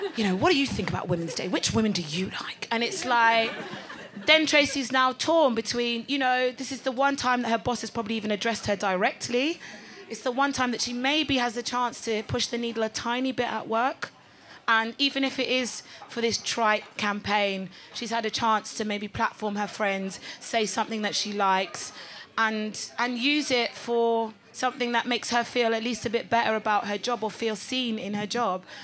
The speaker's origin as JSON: {"language": "English", "region": "Delta", "country": "Nigeria", "tie": "born or raised there", "said": "I'm Nigerian and I'm from Delta State."}